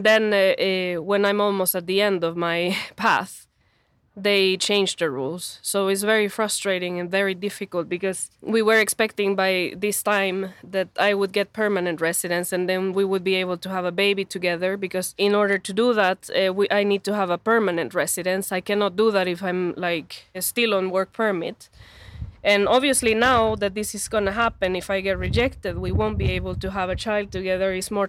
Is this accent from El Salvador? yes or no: yes; El Salvador; English is a second language; moved away as an adult; now in Sweden; I am from El Salvador. I've been in Sweden for around 7 years, and I've been on the work permit for almost 4 years.